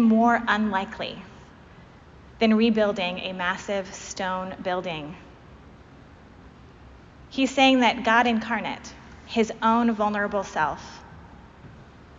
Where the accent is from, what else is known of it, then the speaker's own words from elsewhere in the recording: Pacific Northwest, United States; moved away; I'm from the Pacific Northwest, where the oldest Episcopal churches we have aren't even half as old as this church